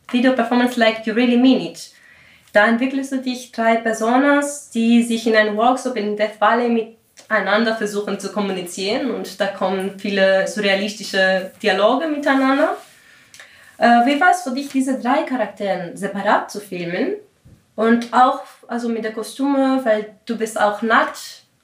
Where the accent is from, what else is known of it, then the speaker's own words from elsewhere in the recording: Greece; first language Greek; German is a second language; meine Muttersprache ist die griechische Sprache und ich muss jetzt alles auf Deutsch machen oder auf dem Englischen.